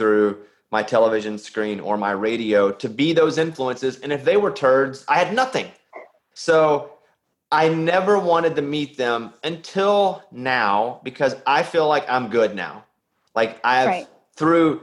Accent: Arkansas, United States; I'm from Arkansas

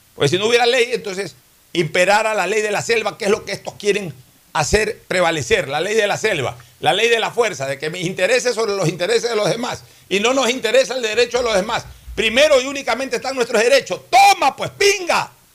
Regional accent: Ecuador

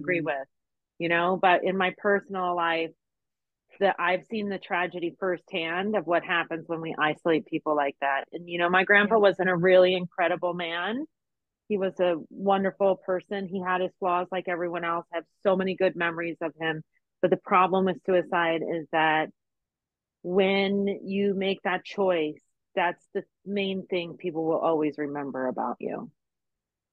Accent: Las Vegas, Nevada, United States; moved away as an adult; also born or lived in Texas; I'm from Las Vegas

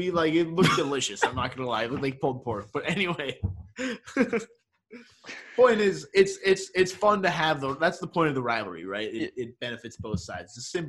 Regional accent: New York, United States; I grew up in New York around a ton of Yankees fans

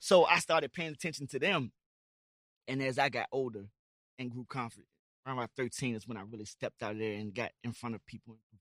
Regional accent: Amelia, Virginia, United States; I'm from Amelia, Virginia

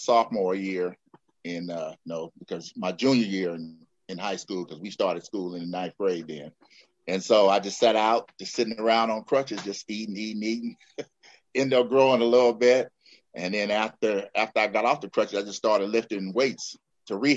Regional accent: San Francisco, California, United States; moved away as an adult; also born or lived in Long Beach / Philippines; I am from the Bay Area, from San Francisco

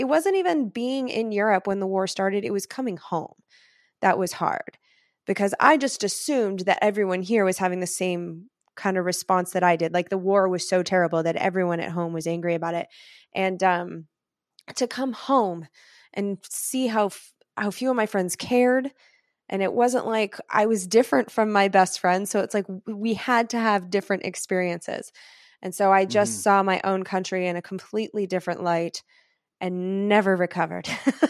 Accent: Irvine, California, United States; also born or lived in Oakland; So I'm not really from Oakland, even though I did live there for the last 6 years. So that's not inaccurate. I have Oakland in my soul for sure. But I was raised in Irvine, which is a Republican, relatively rich area.

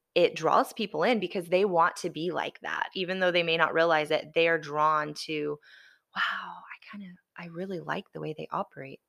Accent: the South, United States; also born or lived in Alabama / Florida; I grew up in the South, I mean, I'm a F, Alabama, Florida girl

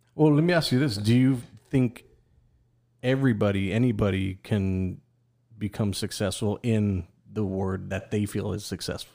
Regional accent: Texas, United States; I'm Mexican-American. I'm from Texas

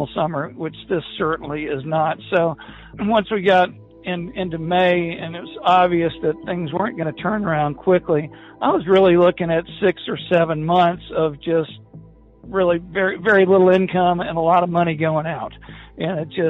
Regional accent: Tuscaloosa, Alabama, United States; I'm from Tuscaloosa, Alabama, and I'm in the restaurant bar business

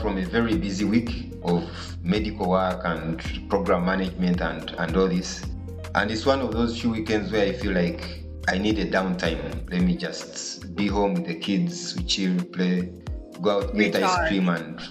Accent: Mbarara, Western Region, Uganda; born or raised there

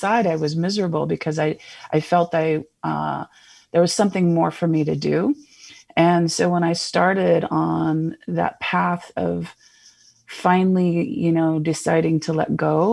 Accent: Seattle, Washington, United States; moved away as an adult; now in Phoenix, United States; I originally hailed from Seattle, Washington, for most of my life, and I just moved here last year in 2020.

